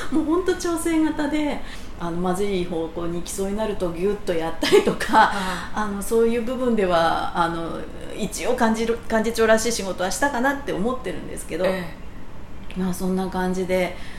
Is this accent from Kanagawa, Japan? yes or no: yes; Matsuda, Kanagawa, Japan; also born or lived in Kyoto / Tokyo; 本籍地は、えー、その松田町に、えー、ずっとあります